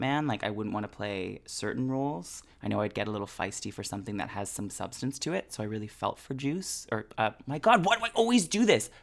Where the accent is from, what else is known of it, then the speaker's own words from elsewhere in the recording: Canada; we are all Canadian.